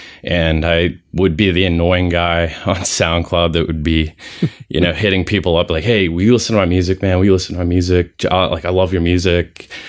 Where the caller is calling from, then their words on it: Pittsburgh, Pennsylvania, United States; I'm located outside of the Pittsburgh area. I'm pretty close to the Pittsburgh International Airport.